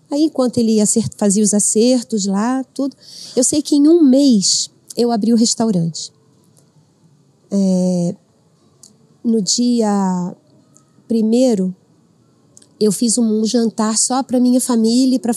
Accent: Avaré, São Paulo, Brazil; eu moro no interior, eu sou de Avaré.

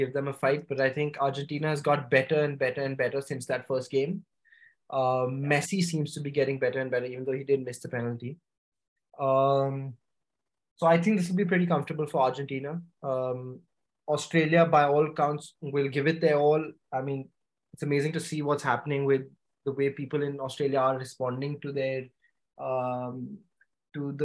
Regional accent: India; being Indian

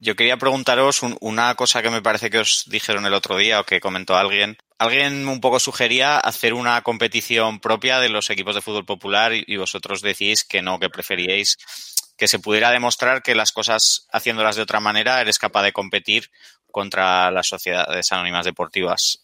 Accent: Zaragoza, Aragon, Spain; yo soy de Zaragoza

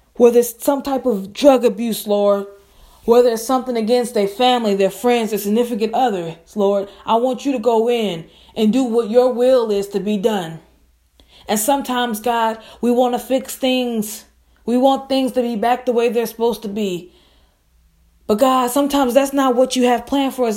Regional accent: Biloxi, Mississippi, United States; my hometown, and state Biloxi, Mississippi

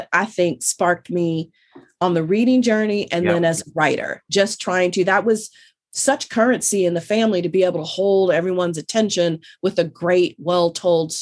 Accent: Northern California, United States; I grew up in Northern California, but my grandparents, my family, they're all from Louisiana.

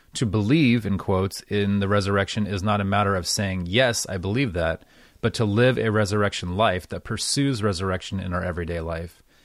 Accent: United States; as an American

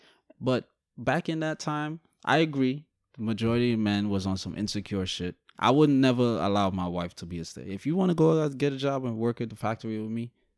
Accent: Guyana; born there; I don't know where exactly I live because I'm Guyanese. Technically, I was born in Guyana.

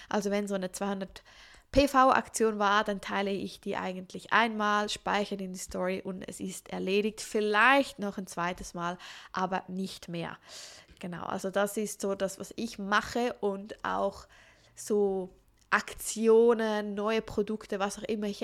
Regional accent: Switzerland; Ich bin …, ich bin doTERRA-Beraterin hier in der Schweiz, ich bin auch aus der Schweiz

